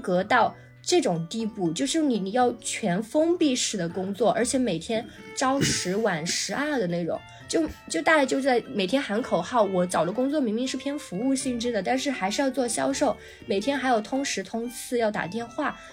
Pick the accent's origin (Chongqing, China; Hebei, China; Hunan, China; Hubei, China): Hunan, China; Changsha; moved away; 我当年是在长沙，因为我老家在长沙